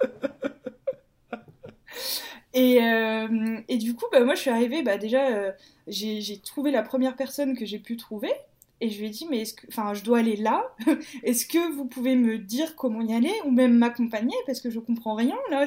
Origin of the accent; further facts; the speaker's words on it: Martinique; moved away as an adult; also born or lived in Metropolitan France; now in Lyon, France; Je suis arrivée, j'avais 8 ans, si je ne me trompe pas. D'accord. Donc je suis arrivée en 2006. Et je suis partie de la Martinique 2017-2018